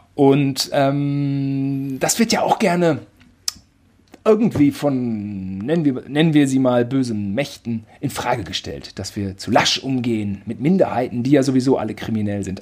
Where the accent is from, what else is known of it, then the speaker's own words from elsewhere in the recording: Germany; ich bin Deutscher